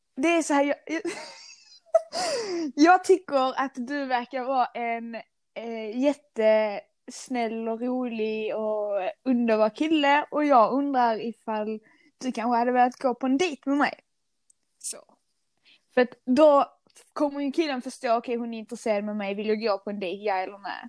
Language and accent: Swedish; Skåne, Sweden; accent: Scanian; jag är stolt skåning, som ni kanske hör på min eh, dialekt